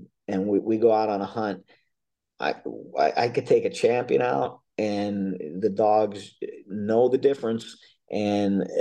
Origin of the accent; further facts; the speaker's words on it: Pennsylvania, United States; also born or lived in North Carolina; I'm from Pennsylvania, as you mentioned, but I spend the winters in North Carolina